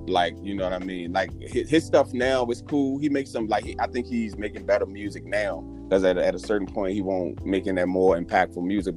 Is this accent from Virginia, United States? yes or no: yes; Richmond, Virginia, United States; I'm from Richmond, Virginia, to be more specific. Uh, born and raised here